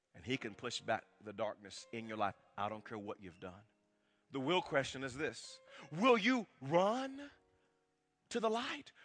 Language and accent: English; Wewoka, Oklahoma, United States; growing up in Wewoke, Oklahoma